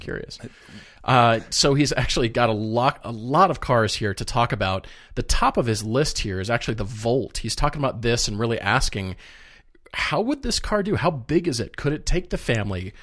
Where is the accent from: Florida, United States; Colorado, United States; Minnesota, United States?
Colorado, United States; Fort Collins; moving to Fort Collins, Colorado. My my hometown where I grew up.